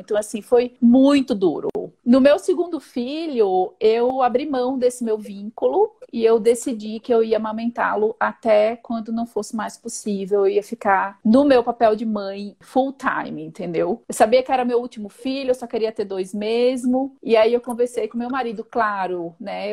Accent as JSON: {"language": "Portuguese", "town": "Recife", "region": "Pernambuco", "country": "Brazil", "tie": "born or raised there", "moved": "as an adult", "lives_now": "São Paulo, Brazil", "said": "sou natural de Recife, Pernambuco, mas eu moro aqui em São Paulo há 15 anos"}